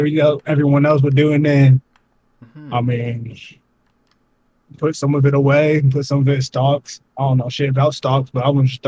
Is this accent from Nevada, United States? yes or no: yes; Las Vegas, Nevada, United States; I grew up in Vegas.